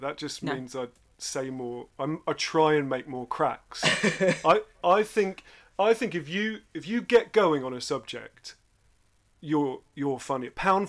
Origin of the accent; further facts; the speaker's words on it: London, United Kingdom; also born or lived in Teddington; We started in a very cramped house in Kensal Rise with no garden. And then when I was about 7 or 8, so you must have been 10-ish, we moved to Surrey, which was a lot leafier and a little bit less exciting.